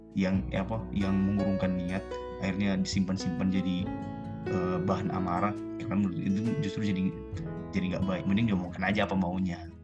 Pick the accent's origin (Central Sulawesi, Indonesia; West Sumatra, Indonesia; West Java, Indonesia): Central Sulawesi, Indonesia; past Poso